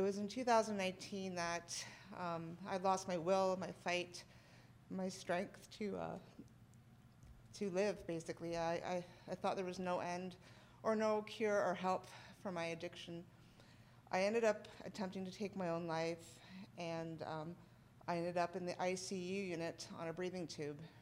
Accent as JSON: {"language": "English", "country": "Canada", "said": "I am a powerlifter from Canada"}